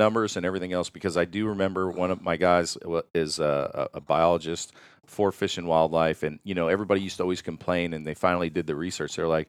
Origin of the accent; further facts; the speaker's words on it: Pennsylvania, United States; Listen, I love shooting big honkers. I grew up in Pennsylvania.